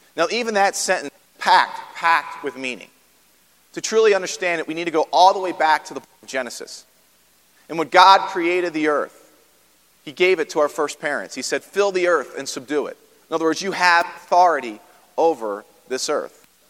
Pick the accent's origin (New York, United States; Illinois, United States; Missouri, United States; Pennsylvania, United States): Pennsylvania, United States; outside Philadelphia; moved away as an adult; also born or lived in Baltimore, Maryland; now in Parkville, Maryland, United States; I grew up outside of Philadelphia, so long way from Philadelphia.